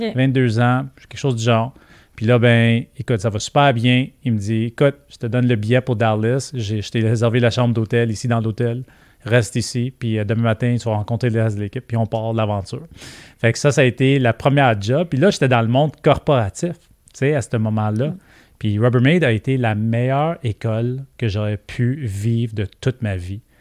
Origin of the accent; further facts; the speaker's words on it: Quebec, Canada; accent: Québécois; On le voit dans mon accent. Je parle comme les Québécois.